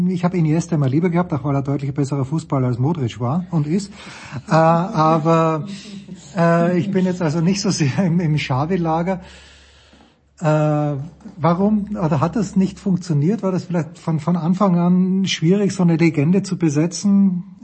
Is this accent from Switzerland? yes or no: no; Austria; ich komme aus Österreich.